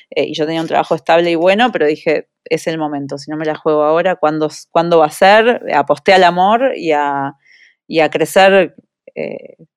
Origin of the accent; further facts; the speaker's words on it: Uruguay; moved away as an adult; now in United States; Yo me fui de Uruguay con 23 años, eh, en la época por lo menos en las que mis amigas seguían viviendo con sus padres hasta, hasta los 28, 30 años, eh, y, decidí probar suerte en Estados Unidos.